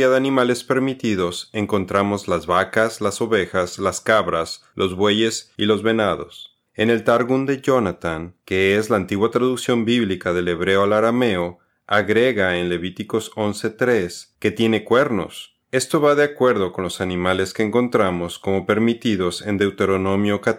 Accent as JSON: {"language": "Spanish", "country": "Mexico", "said": "Nosotros somos mexicanos."}